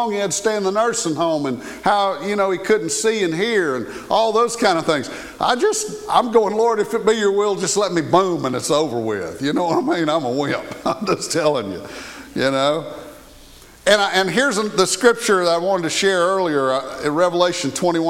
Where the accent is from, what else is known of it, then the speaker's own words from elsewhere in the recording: the South, United States; I was raised in the South, and we say ma'am